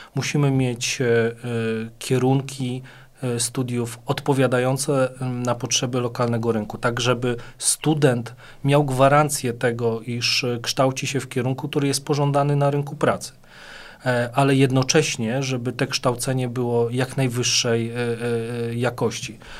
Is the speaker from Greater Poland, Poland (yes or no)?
no; Płock, Masovian Voivodeship, Poland; Ja jako rodowity płotczanin i osoba, która e, mieszka tu od 40 e, paru lat